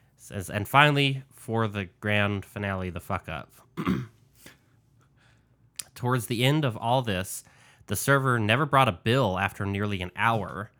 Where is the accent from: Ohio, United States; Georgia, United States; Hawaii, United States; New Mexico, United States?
New Mexico, United States; my home state of New Mexico